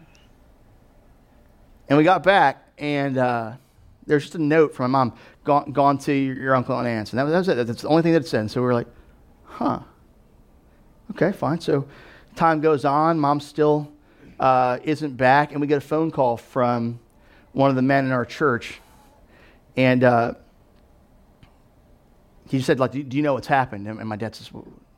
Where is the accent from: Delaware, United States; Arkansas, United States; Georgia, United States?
Delaware, United States; also born or lived in Louisville, Kentucky; my family, we moved to Delaware when I was 7. We moved here from Louisville, Kentucky